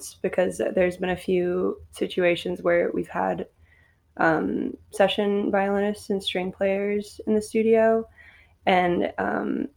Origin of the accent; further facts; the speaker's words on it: Richmond, Virginia, United States; moved away as an adult; also born or lived in Athens, Georgia; now in Atlanta, United States; I'm originally from Richmond, Virginia.